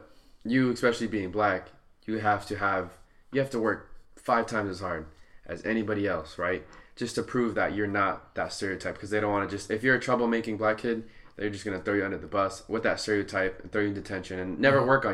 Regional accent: Santa Ana, California, United States; I grew up in Santa Ana, which is neighboring to Garden Grove

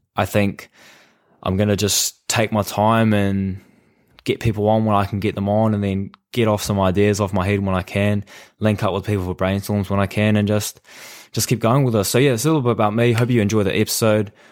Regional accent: New Zealand; I am from New Zealand

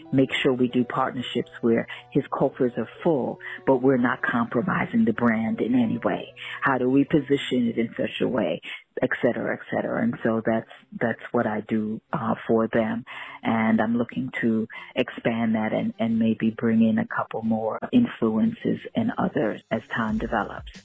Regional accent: New York City, New York, United States; also born or lived in Jamaica; family from Jamaica, spent early life in Jamaica, growing up in Brooklyn

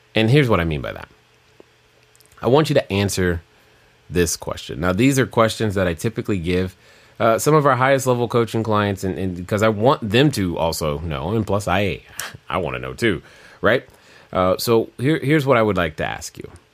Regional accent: Germany; growing up in Germany, it was cold

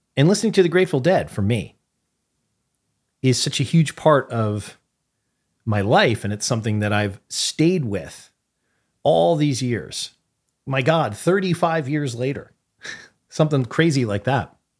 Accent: New Haven, Connecticut, United States; the social life in New Haven, Connecticut, which encompassed I don't know how many high schools, like, the scene that I grew up

